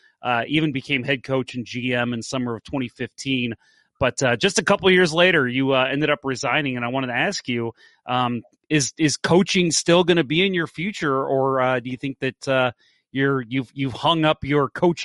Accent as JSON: {"language": "English", "town": "St. Charles", "region": "Missouri", "country": "United States", "tie": "born or raised there", "said": "I grew up in St. Charles."}